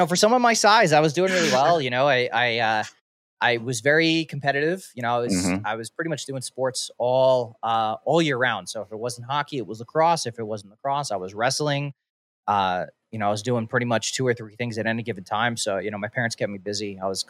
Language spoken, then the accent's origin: English; East Coast, United States; growing up in the East Coast, like you had to pretty much pay to get into these places.